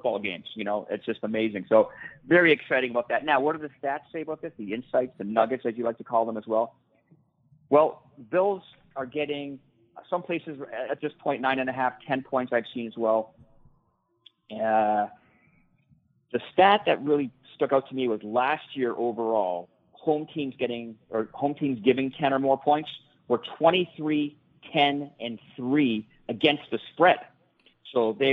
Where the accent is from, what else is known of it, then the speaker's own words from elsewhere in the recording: near Buffalo, New York, United States; moved away; Buffalo is close to my hometown where I grew up